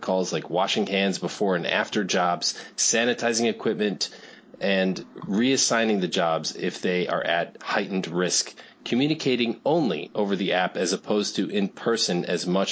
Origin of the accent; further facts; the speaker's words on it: New Fairfield, Connecticut, United States; now in Chicago, United States; I grew up in New England